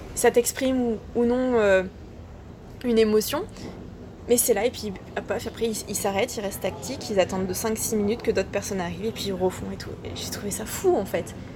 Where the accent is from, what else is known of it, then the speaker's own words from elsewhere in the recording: Ardèche, Auvergne-Rhône-Alpes, France; moved away as an adult; je viens d'Ardèche, donc euh, tu vois, là, c'est le, c'est le travail de la terre